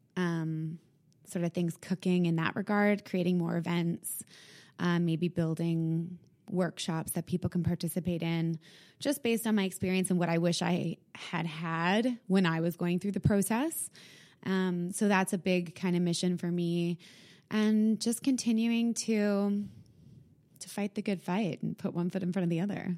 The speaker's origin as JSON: {"language": "English", "town": "Winnipeg", "region": "Manitoba", "country": "Canada", "moved": "yes", "lives_now": "Toronto, Canada", "said": "I'm from Winnipeg"}